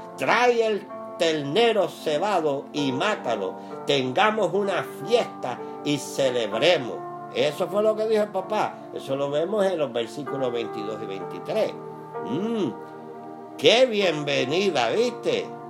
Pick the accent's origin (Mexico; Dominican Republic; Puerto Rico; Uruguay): Puerto Rico; como decimos en mi país, en Puerto Rico